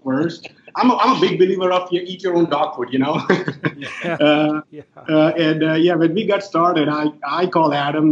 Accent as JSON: {"language": "English", "country": "India", "moved": "as an adult", "lives_now": "United States", "said": "I'm originally from India, but I've been in the U.S. for the last 16 years"}